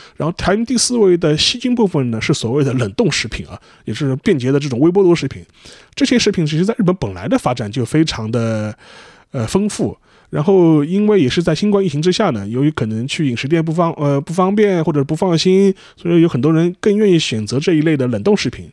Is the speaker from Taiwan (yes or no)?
no; China; 我们中国人